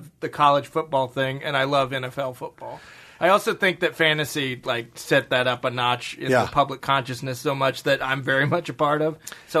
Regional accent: the SEC, Southeast, United States; I grew up in the SEC

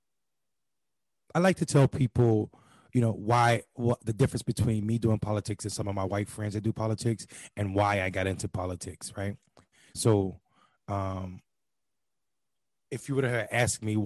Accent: Eastern North Carolina, United States; growing up in Eastern North Carolina, extremely poor

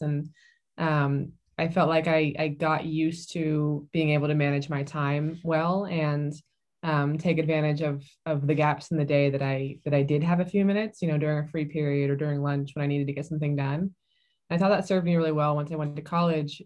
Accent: San Diego, California, United States; I grew up in, mostly in San Diego, California.

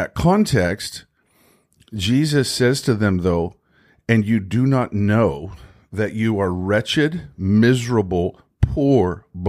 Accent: Ireland; Yeah, I'm from Ireland.

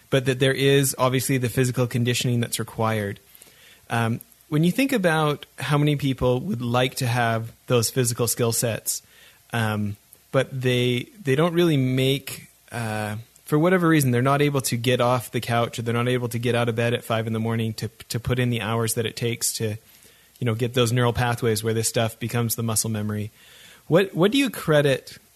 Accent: Calgary, Alberta, Canada; also born or lived in Orange County, California; after 7-8 years in Orange County, California, Southern California, going back to Calgary

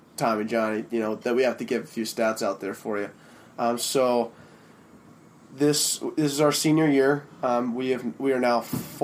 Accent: Minnesota, United States; we're from St. Thomas, we're Twin City guys, we're city slickers for sure.

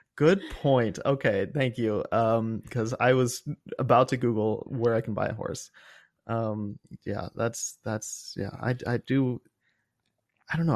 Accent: Cincinnati, Ohio, United States; born or raised there

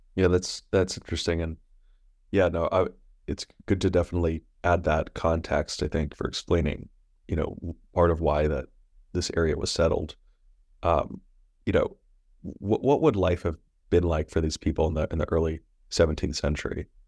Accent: New York, United States; As a New Yorker

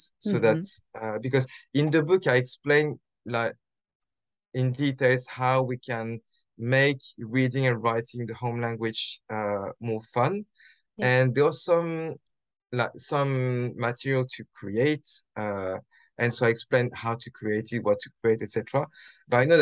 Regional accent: France; English is a second language; now in London, United Kingdom; I'm half French, half Japanese. I grew up in France.

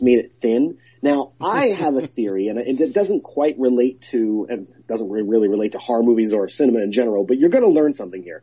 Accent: Port Jefferson, New York, United States; So from Port Jeff, eh? That's funny. So am

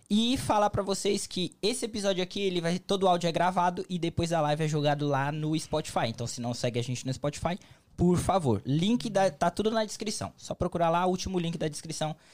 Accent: Espírito Santo, Brazil; also born or lived in São Paulo; now in United States; Eu sou de Espírito Santo, eu.

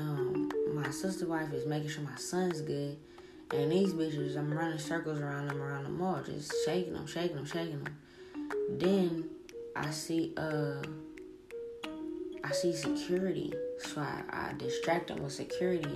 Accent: New Orleans, Louisiana, United States; moved away; I'm from New Orleans.

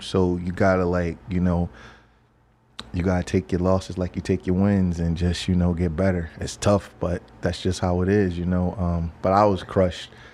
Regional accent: Philadelphia, Pennsylvania, United States; I'm from Philadelphia

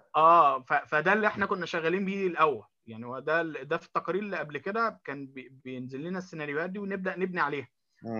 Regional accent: Egypt; moved away as an adult; now in Tokyo, Japan; احنا كمصريين

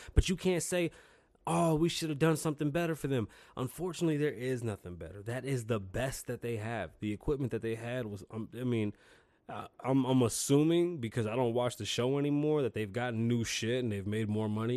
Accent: New York City, New York, United States; now in Las Vegas, United States; I'm from New York City. I grew up in a real melting pot.

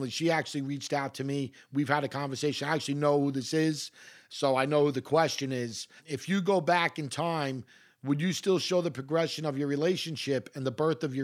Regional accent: Queens, New York, United States; You know, I, I come from Queens. It is the most, this is not hyperbole, it is the most gentrified, gentrified city on the planet.

